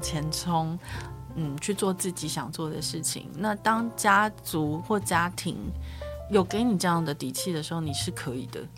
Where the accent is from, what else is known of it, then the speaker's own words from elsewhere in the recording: Yilan County, Taiwan; 我是宜兰人，然后我们是。有一些亲戚就是南方傲，苏傲